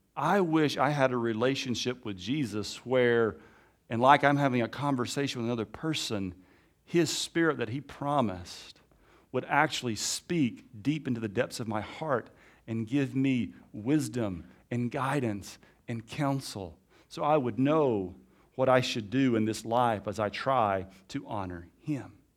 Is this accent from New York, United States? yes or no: no; Alabama, United States; accent: Alabama; also born or lived in Africa; my Alabama accent